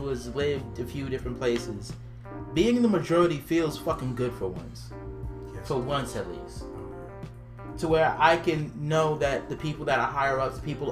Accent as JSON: {"language": "English", "region": "the South", "country": "United States", "tie": "born or raised there", "also_born_or_lived": "New York", "said": "I grew up in the South. That's the thing about it. I grew up in the South."}